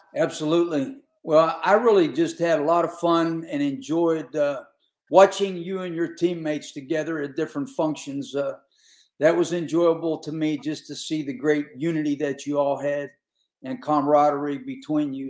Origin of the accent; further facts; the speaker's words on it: Pittsburgh, Pennsylvania, United States; growing up around Pittsburgh